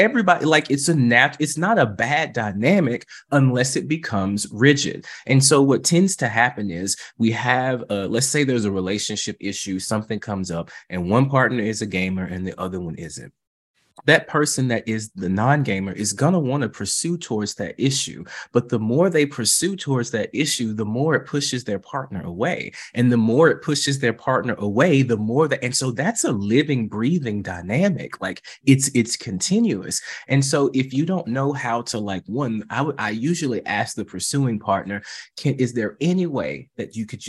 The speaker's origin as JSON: {"language": "English", "region": "the South", "country": "United States", "said": "And I'm from the South. You know what that means. Bless your heart."}